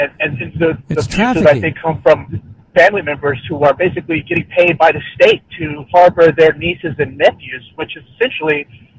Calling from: Austin, Texas, United States; I'm calling from Austin, Texas.

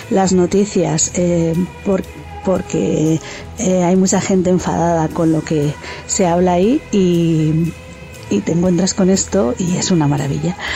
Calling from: Spain; del Cactus y desde España eh, aquí estoy

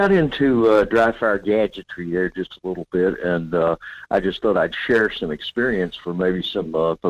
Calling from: North Pole, Alaska, United States; Good morning, Michael. … in North Pole.

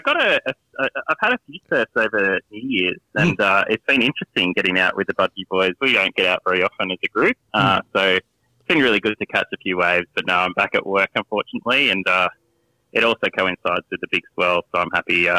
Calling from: New South Wales, Australia; I am calling from Western Sydney.

